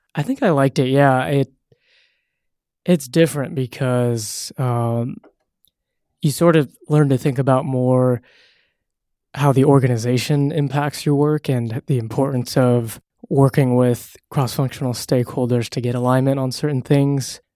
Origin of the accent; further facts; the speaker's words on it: Castro Valley, California, United States; also born or lived in San Francisco; I'm from a small little town called Castro Valley